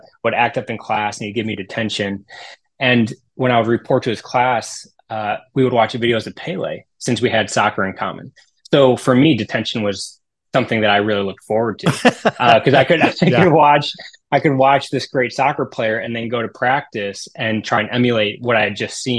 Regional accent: Tiffin, Ohio, United States; also born or lived in Steubenville, Ohio; So I grew up in the Toledo Diocese, this really small town called Tiffin, Ohio

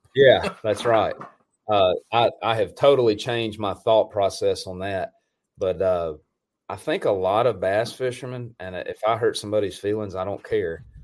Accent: Tennessee, United States; also born or lived in Mississippi; I'm from Tennessee, but I have I have very close ties to Mississippi

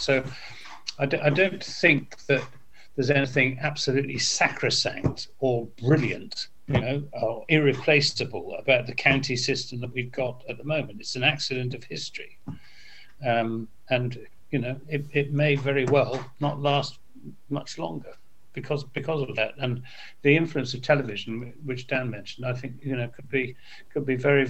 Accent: Devon, South West England, United Kingdom; I come from Devon.

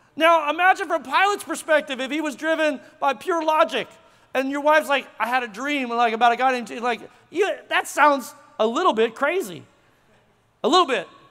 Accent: Tulsa, Oklahoma, United States; moved away as an adult; now in Frisco, United States; I'm from Tulsa

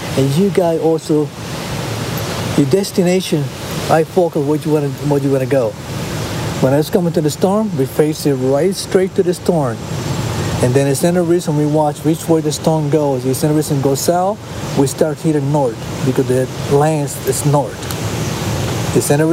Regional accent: Rincón, Puerto Rico; moved away; also born or lived in Ocean City, Maryland; My hometown, Rincon, Puerto Rico, is dedicated for sport

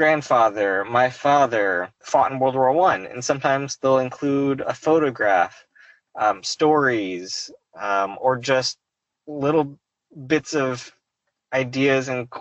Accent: Fayetteville, Arkansas, United States; I grew up in Northwest Arkansas in Fayetteville

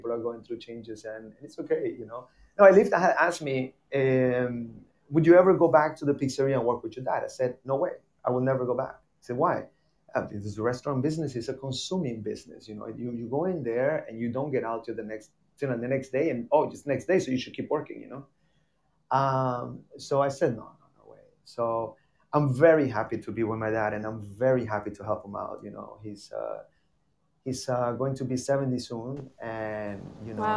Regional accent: Miami, Florida, United States; also born or lived in Rotterdam; it was wonderful to come back to my town and speak the way I speak

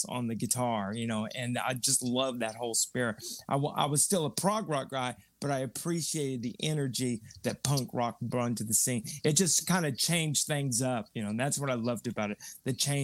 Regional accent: San Antonio, Texas, United States; moved away; also born or lived in Austin, Texas; Originally, I'm from San Antonio, Texas. Born in the Nix Hospital right downtown in San Antonio

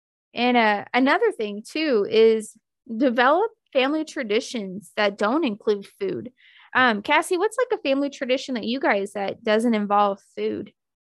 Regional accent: Deep South, United States; And Tupperware, I mean like Rubbermaid. I'm from the Deep South. We call it Tupperware.

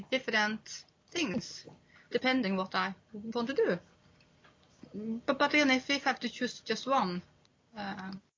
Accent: Honningsvåg, Finnmark, Norway; I'm from North Cape, which is on the top of Europe, where I grew up.

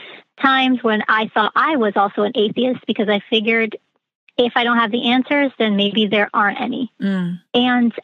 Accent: Connecticut, United States; I am from Connecticut, so the Northeast.

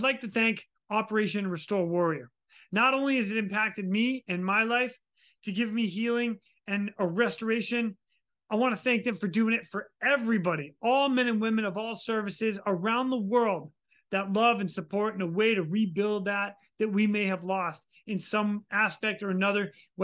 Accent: Ashburnham, Massachusetts, United States; my hometown in Ashburnham, Massachusetts

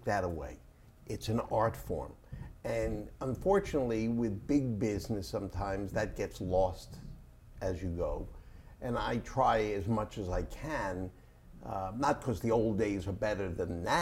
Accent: New York, United States; I'm from New York

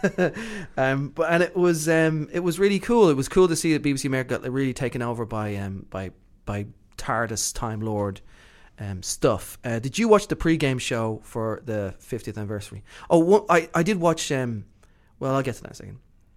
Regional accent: Ireland; I'm Irish.

